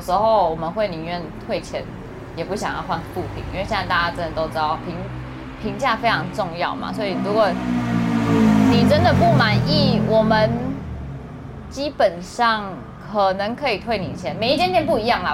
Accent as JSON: {"language": "Chinese", "country": "Taiwan", "said": "我们台湾，身为台湾人"}